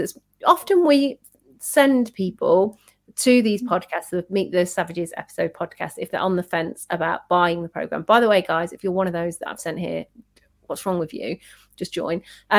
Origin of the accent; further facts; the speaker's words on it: United Kingdom; We are British as well.